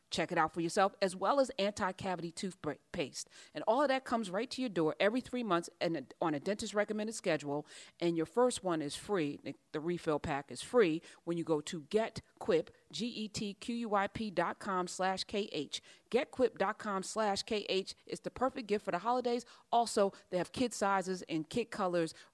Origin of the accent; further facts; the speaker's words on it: East Orange, New Jersey, United States; I'm from East Orange.